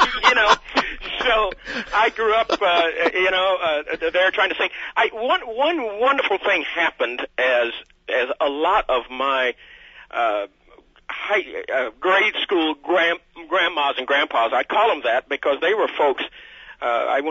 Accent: Danville, Kentucky, United States; I grew up there with Christian parents and joined church when I was 12 years old

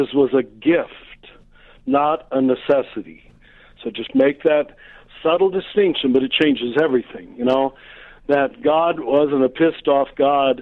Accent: United States; I'm American, but German background.

